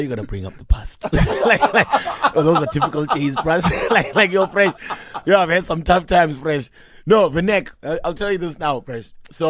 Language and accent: English; Limpopo, South Africa; first language Venda; English is a second language; also born or lived in Pretoria; I grew up in Venda for a little bit.